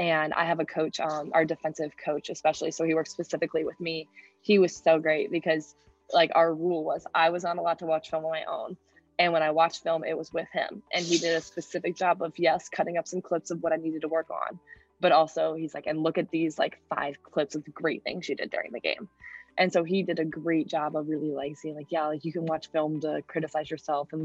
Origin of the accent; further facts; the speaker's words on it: St. Louis, Missouri, United States; moved away as an adult; now in Iowa City, United States; I'm from St. Louis